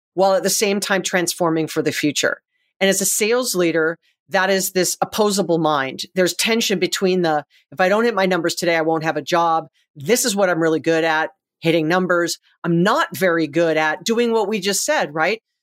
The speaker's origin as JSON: {"language": "English", "region": "Hawaii", "country": "United States", "said": "I'm from Hawaii"}